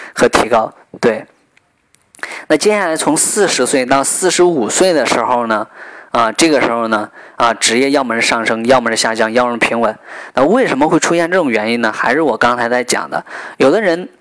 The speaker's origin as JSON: {"language": "Chinese", "country": "China", "said": "我们中国人"}